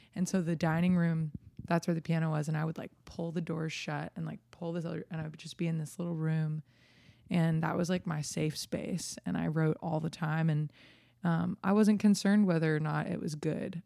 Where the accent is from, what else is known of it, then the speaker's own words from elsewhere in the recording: New Jersey, United States; moved away as an adult; now in Nashville, United States; a little girl growing up in New Jersey